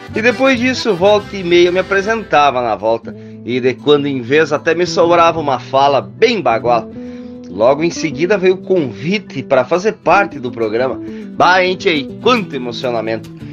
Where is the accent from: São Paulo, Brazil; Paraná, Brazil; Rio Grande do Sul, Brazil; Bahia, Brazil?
Rio Grande do Sul, Brazil; Panambi; moved away; also born or lived in Blumenau; carrego comigo o nome da minha cidade natal cidade do noroeste do Rio Grande do Sul, onde passei boa parte da minha vida